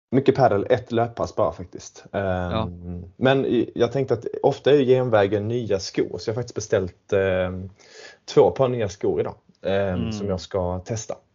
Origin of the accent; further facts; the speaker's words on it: Sweden; now in London, United Kingdom; Jag är svensk, ja.